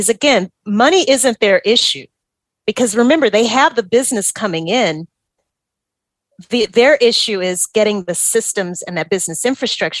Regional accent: Louisiana, United States; moved away as an adult; also born or lived in New Orleans; now in Atlanta, United States; I am from Louisiana.

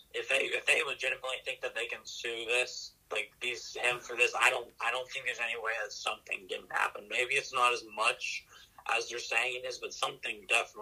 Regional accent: Pennsylvania, United States; knowing that we're from Pennsylvania.

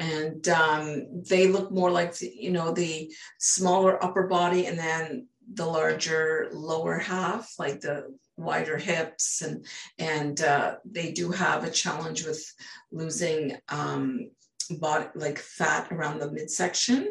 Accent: British Columbia, Canada; I'm from British Columbia, Canada.

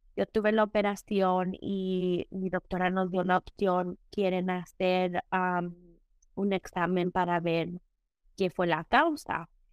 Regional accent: Mexico; nosotros somos mexicanos

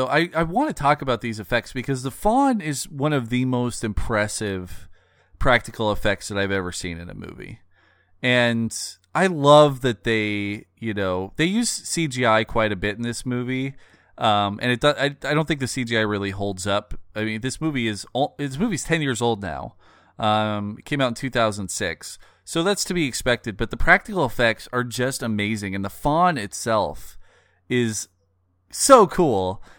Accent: Pacific Northwest, United States; born or raised there; moved away

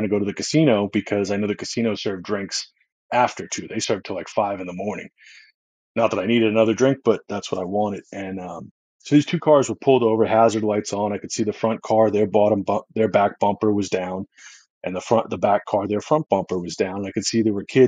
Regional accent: Boston, Massachusetts, United States; I was born and raised in Boston, Massachusetts

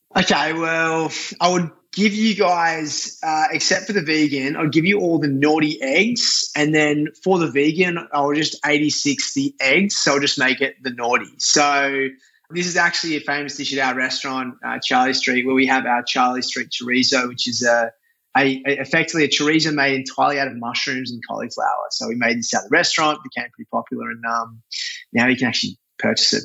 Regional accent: Australia; moved away as an adult; now in New York, United States; as an Aussie

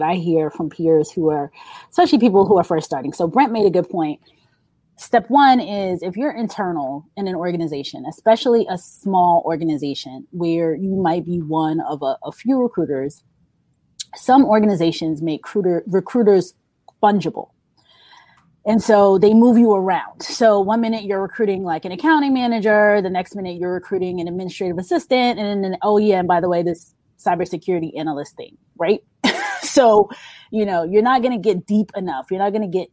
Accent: New York, United States; I'm from New York

